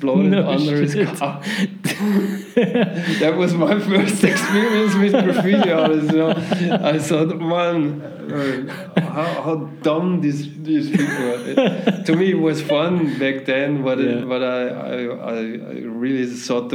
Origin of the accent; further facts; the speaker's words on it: Linz, Upper Austria, Austria; English is a second language; now in Vienna, Austria; I'm from Austria